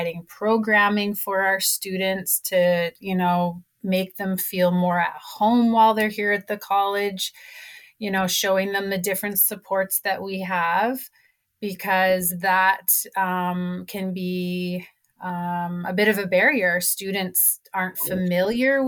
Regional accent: Kainai, near Lethbridge, Alberta, Canada; I am Blackfoot from Kainai, which is very close here to Lethbridge

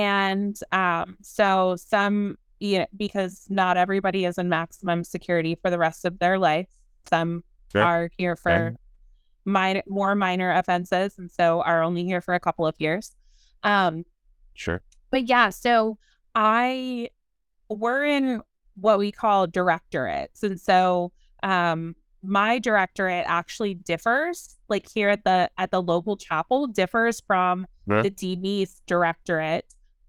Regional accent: San Antonio, Texas, United States; also born or lived in Baton Rouge, Louisiana; You know, I come from the South. I come from San Antonio and Baton Rouge, and right. I come from football and tailgating and tacos, right.

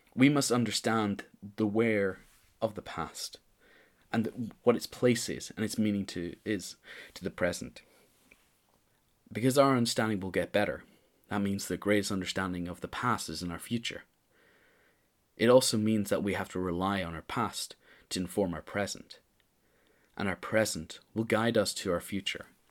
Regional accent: Northern Ireland, United Kingdom; as a Northern Irish person, as a person who grew up in Northern Ireland

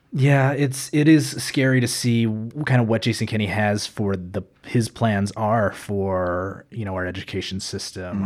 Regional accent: Calgary, Alberta, Canada; moved away as an adult; now in Edmonton, Canada; I'm actually from Calgary uh, originally. I know, i I know I, but I, I, moved up to Edmonton nine years ago

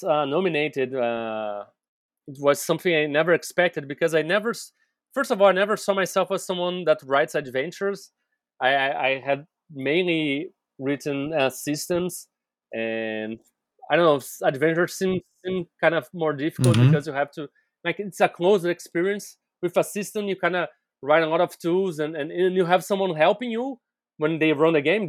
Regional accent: Brazil; I'm here from Brazil

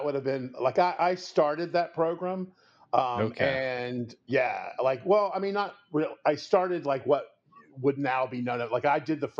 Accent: Virginia, United States; moved away as an adult; also born or lived in North Carolina; now in Texas, United States; I'm originally from Virginia, and I went to school at James Madison University, and I graduated in 1989. I taught in Virginia at Powhatan and Nelson and then Bassett.

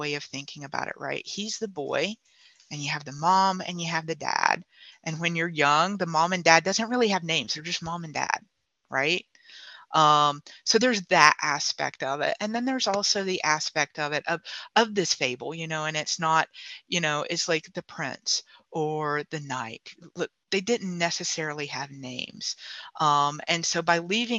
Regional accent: South Carolina, United States; I'm from South Carolina myself. I'm from the beach

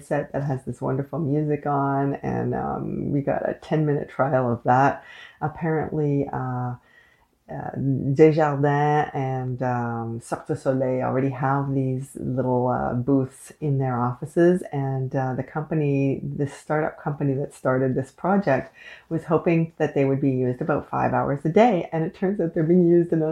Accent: Canada; I am unapologetically Canadian

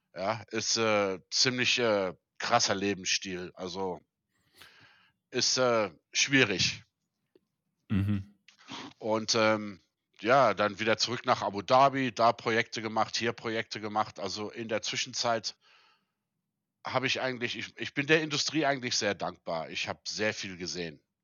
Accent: South Africa; moved away as an adult; also born or lived in Germany; now in Saudi Arabia; meine Eltern sind 1975 aus Deutschland ausgewandert. Mhm. Und äh, da war ich sieben. Und äh, also mein ganzes Leben da gelebt und auch da ja aufgewachsen.

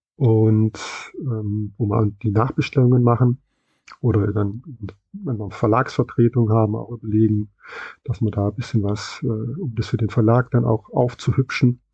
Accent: West Germany, Germany; bin ich dann im Westen aufgewachsen

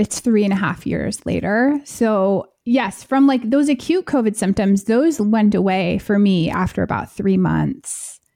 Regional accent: United States; I am American

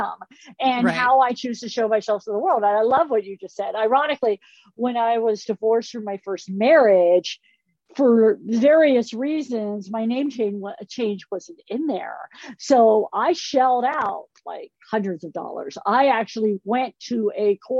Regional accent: Los Angeles, California, United States; moved away as an adult; now in Albuquerque, United States; I grew up in Los Angeles

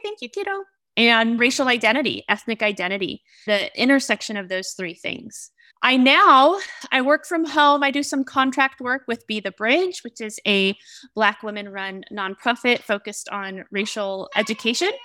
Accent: Oregon, United States; I was raised in Oregon, born and raised in Oregon

